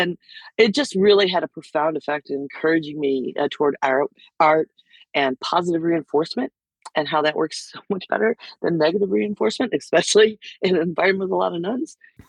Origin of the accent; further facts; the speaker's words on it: Lockport, New York, United States; I was in fifth grade, or no, sorry, way earlier, third grade in Lockport at St. Mary's. I went to Catholic school for a long time.